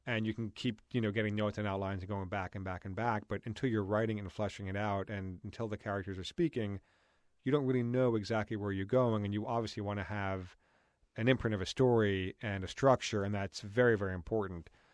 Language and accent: English; New York, United States; moved away; growing up in New York and going to a private school in that world